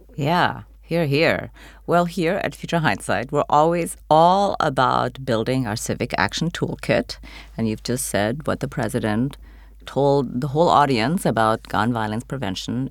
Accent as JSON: {"language": "English", "country": "United States", "said": "as an American"}